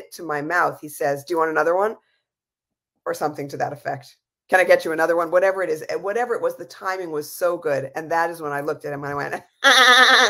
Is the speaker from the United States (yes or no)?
yes; New York City, New York, United States; moved away; I grew up in New York City